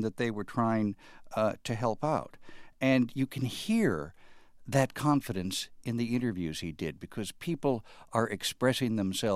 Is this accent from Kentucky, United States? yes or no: no; Chicago, Illinois, United States; If I might speak as a Chicagoan